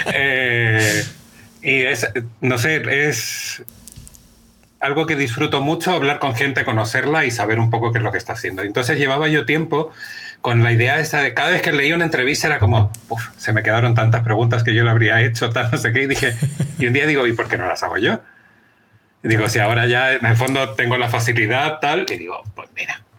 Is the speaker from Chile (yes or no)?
yes; Chile; now in Spain; Soy chileno, tengo 44 años, estoy casado